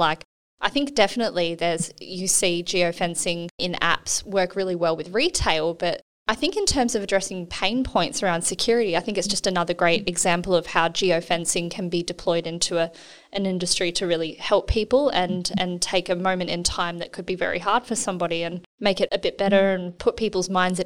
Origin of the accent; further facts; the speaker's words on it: New South Wales, Australia; now in Perth, Australia; I'm from New South Wales originally